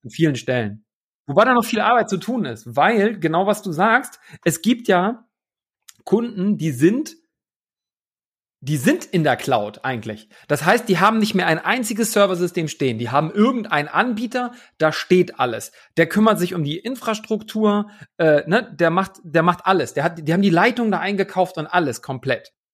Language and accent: German; Hamburg, Germany; now in Leipzig, Germany; nach Hamburg, in meine alte Heimat, aus dem wunderschönen Leipzig.